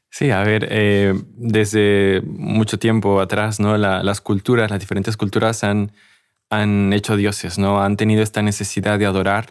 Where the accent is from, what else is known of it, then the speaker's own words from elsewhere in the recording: Mexico; yo soy de México